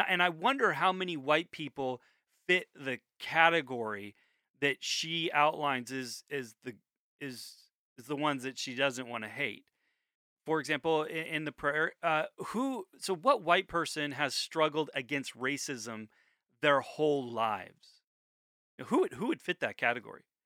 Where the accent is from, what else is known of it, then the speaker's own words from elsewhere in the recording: United States; I'm an American